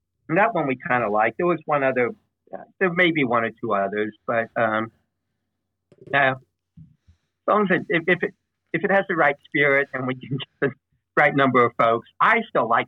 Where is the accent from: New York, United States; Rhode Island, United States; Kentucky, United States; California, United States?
Kentucky, United States; outside of Louisville; now in Dayton, United States; I grew up outside of Louisville, Kentucky, in a court